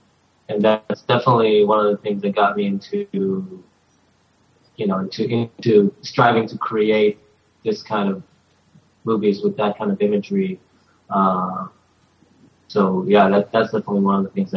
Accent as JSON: {"language": "English", "town": "Jerusalem", "region": "Jerusalem District", "country": "Israel", "tie": "born or raised there", "moved": "as an adult", "lives_now": "United States", "said": "I grew up in Israel until I only came to the U.S. about 2.5 years ago."}